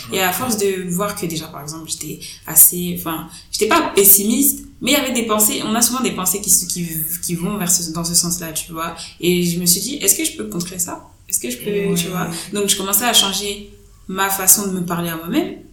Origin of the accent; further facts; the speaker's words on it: France; je suis née, j'ai grandi en France